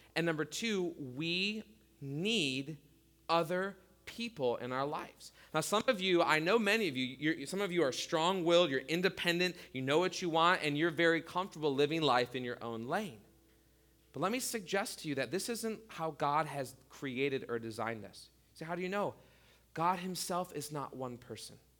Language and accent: English; United States; as American Christians